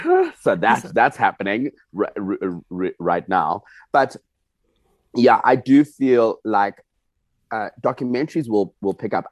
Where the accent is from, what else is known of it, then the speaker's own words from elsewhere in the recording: United States; What I'm from the United States.